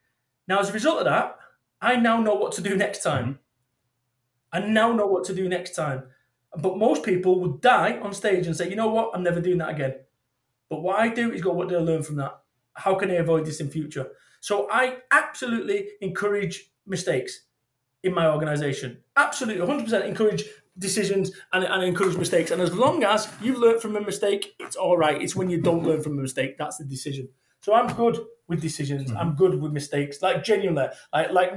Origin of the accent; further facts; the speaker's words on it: Manchester, North West England, United Kingdom; moved away as an adult; also born or lived in Somerset; I moved away from Manchester, my home of 21 mm-hmm. years. I moved away and I moved to Somerset